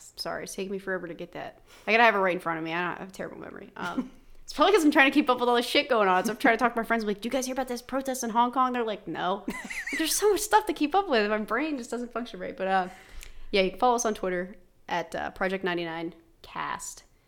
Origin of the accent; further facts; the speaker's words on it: West Virginia, United States; I never thought I had an accent being from West Virginia